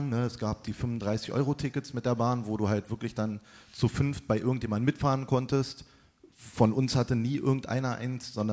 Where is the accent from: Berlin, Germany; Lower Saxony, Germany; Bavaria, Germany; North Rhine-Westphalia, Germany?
Berlin, Germany; Ich bin in Berlin-Tempelhof aufgewachsen und äh, bin da auch zur Schule gegangen. Ich lebe da immer noch.